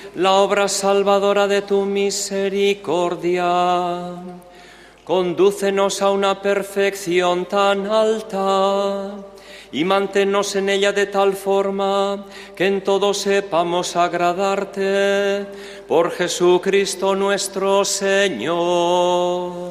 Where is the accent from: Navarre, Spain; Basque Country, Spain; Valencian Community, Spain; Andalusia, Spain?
Navarre, Spain; Etxarri-Aranatz; now in Palencia, Spain; alcaldesa de Echarriaranaz, mi pueblo natal